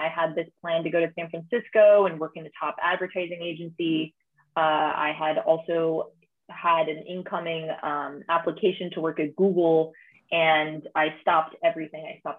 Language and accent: English; Rome, Lazio, Italy; accent: American; Yes. So Rome, Italy is home. I was lucky enough to go to an international school. So that's a lot. There's many reasons why my accent is very Americana accent.